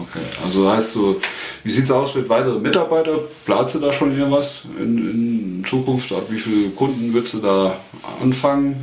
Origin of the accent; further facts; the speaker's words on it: Westerwald, Germany; Ich bin aus dem Westerwald